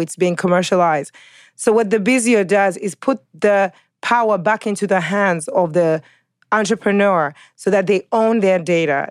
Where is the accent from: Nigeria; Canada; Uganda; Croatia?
Uganda; also born or lived in California, United States; now in New York, United States; New Yorker, living in New York, by way of California, of African descent, originally Ugandan